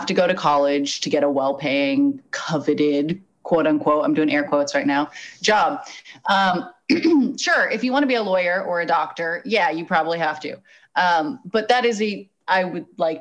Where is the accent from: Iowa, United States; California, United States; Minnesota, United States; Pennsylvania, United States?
California, United States; Los Angeles; also born or lived in Arizona; I'm white and I'm from Los Angeles. I went to a nice high school.